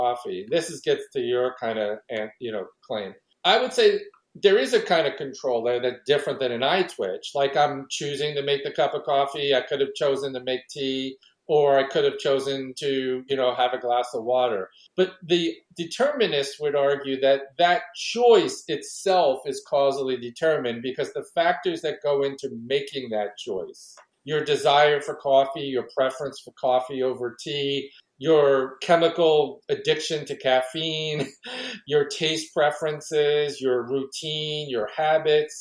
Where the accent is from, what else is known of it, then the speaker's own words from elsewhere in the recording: New York City, New York, United States; I grew up in New York City and I live in the Northeast